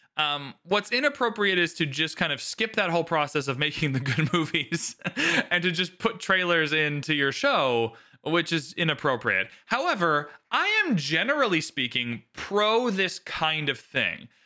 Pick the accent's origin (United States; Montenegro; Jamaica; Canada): Canada; So I'm Canadian